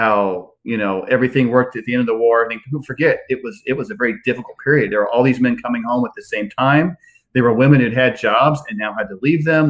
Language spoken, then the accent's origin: English; West Central Illinois, United States; now in Charlottesville, United States; I live in Charlottesville now, and I grew up in West Central Illinois